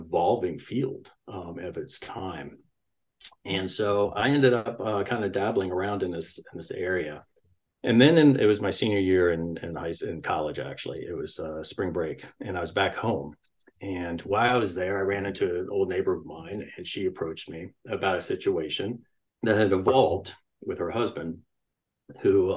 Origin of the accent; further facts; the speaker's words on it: Washington, District of Columbia, United States; I grew up in Washington, D.C.